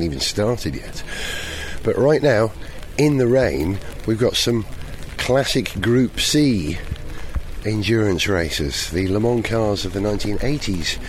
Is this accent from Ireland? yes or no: no; Welsh, Wales, United Kingdom; I'm Welsh